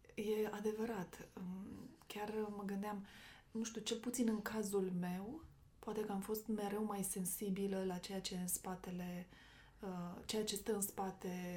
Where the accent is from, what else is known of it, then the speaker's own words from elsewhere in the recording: Romania; toți suntem români